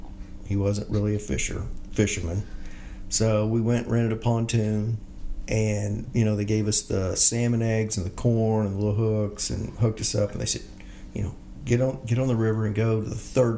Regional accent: Bethany, Oklahoma, United States; I grew up here in Bethany, Oklahoma.

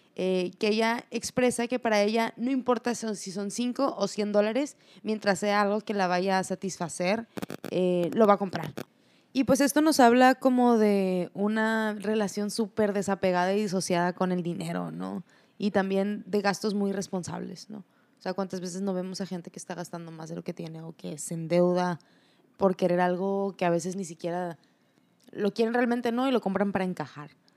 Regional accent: Mexico; nosotros como mexicanos

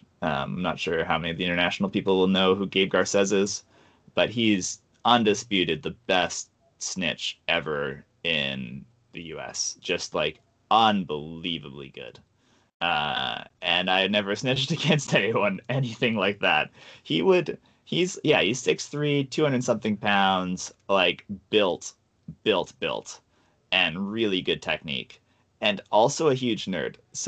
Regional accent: Pacific Northwest, United States; given that we're all like from the Northwest where it does not get that hot

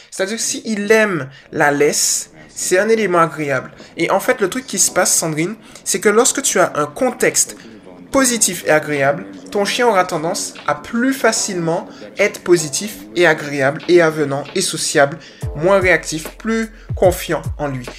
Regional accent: Guadeloupe; accent: Guadeloupean; il y a mon petit accent guadeloupéen qui est ressorti là

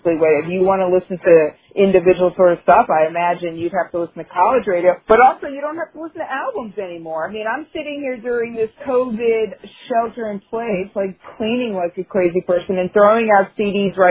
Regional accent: New York, United States; I grew up in New York

